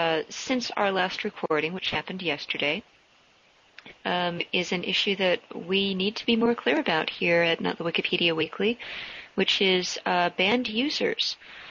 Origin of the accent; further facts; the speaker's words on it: San Diego, California, United States; I'm from San Diego